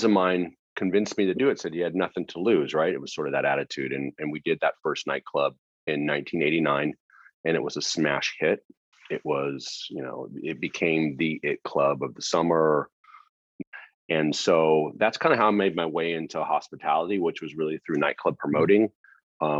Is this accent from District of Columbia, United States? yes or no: no; Joshua Tree, California, United States; also born or lived in Los Angeles; I grew up in Southern California in a small town called Joshua Tree